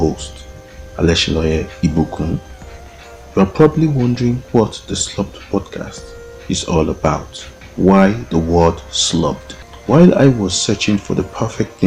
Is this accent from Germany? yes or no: no; Nigeria; I was born and raised in Nigeria